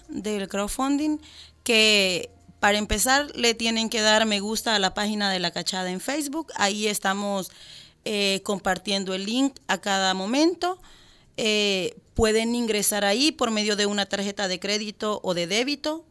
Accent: El Salvador

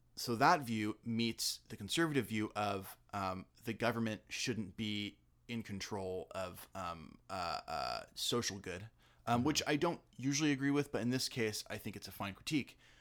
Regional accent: La Mirada, California, United States; I'm from La Mirada

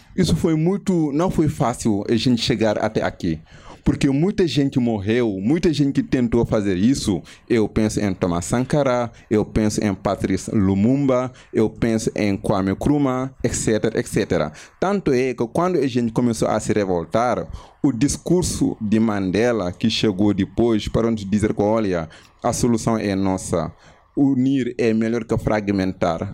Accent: Senegal; Portuguese is a second language; moved away as an adult; now in Brazil; eu sou do Senegal

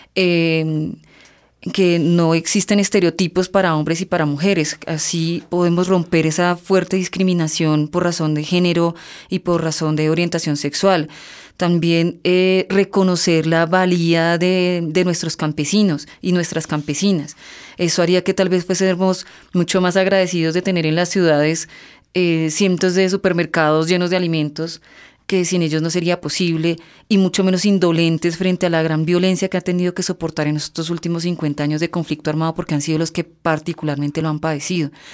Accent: Colombia; nosotros como colombianos

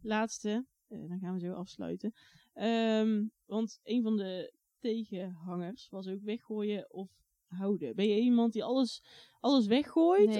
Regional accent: Oss, North Brabant, Netherlands; also born or lived in Lith; Daarna ging ik naar Os

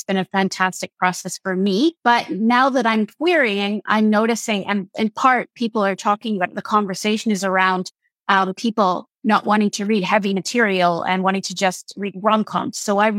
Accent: Canada; I'm also a Canadian writer

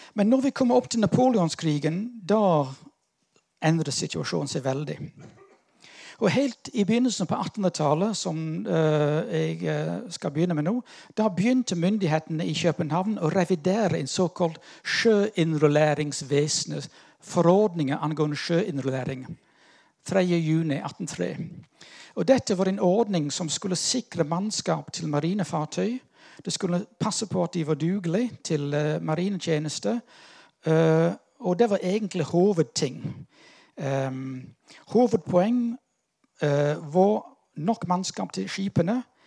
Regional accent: United Kingdom; now in Norway; jeg er litt sånn ambivalent her, som brite

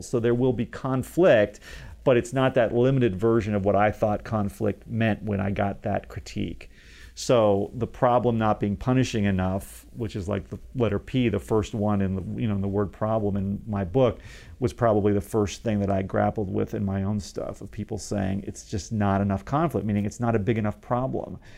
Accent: Dayton, Ohio, United States; moved away as an adult; also born or lived in Los Angeles; from Dayton, Ohio, where I was from

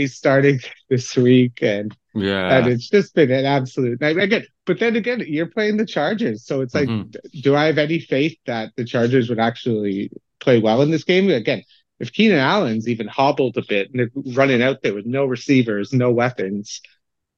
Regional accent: Canada; now in London, United Kingdom; sucked the Canadian-ness out of me

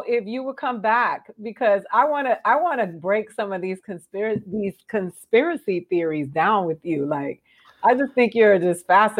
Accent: Florida, United States; now in Los Angeles, United States; I'm from Florida, where a fruit bat is a delicacy.

